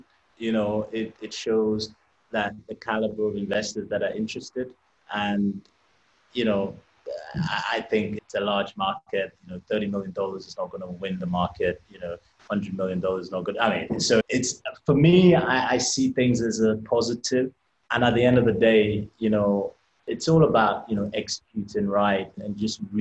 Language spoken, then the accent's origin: English; England, United Kingdom; I'm Nigerian. I was brought up in England